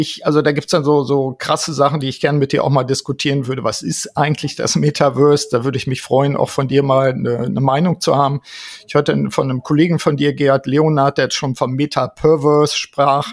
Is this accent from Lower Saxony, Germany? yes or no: yes; Osnabrück, Lower Saxony, Germany; in Osnabrück hier in meiner Heimat